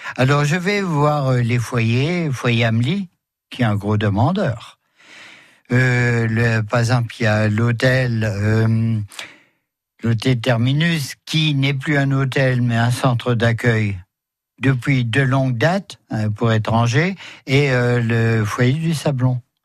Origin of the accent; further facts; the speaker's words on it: Metz, Grand Est, France; chez nous à Metz